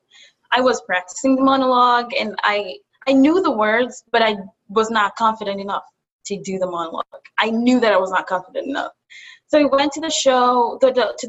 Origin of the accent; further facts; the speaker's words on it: Kenya; also born or lived in Buffalo, United States; now in New York City, United States; I'm from Kenya. I moved from Kenya to Buffalo and from Buffalo to New York City